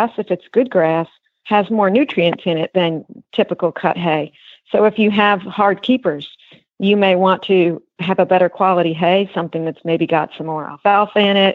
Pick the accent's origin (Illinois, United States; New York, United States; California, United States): New York, United States; moved away; I grew up in New York